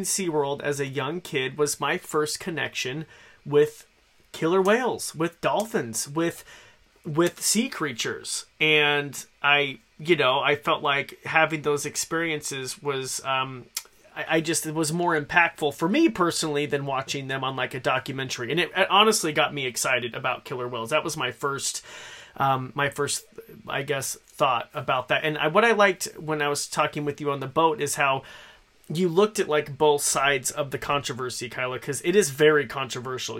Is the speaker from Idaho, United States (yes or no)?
yes; Idaho, United States; I born and raised in Idaho